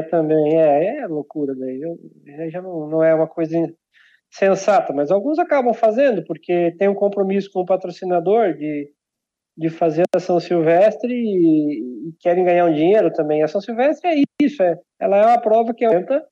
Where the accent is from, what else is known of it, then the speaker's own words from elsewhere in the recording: Santo Antônio do Sudoeste, Paraná, Brazil; eu nasci numa cidade chamada Santo Antônio do Sudoeste, fica perto de Barracão, de Unidos Cerqueira, lá no extremo oeste